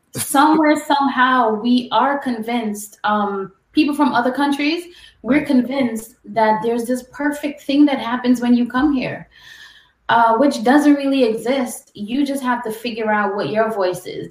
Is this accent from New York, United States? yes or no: yes; New York City, New York, United States; also born or lived in Guyana / Brooklyn / Long Island; I was born in Guyana, I'm Caribbean, but I grew up in New York City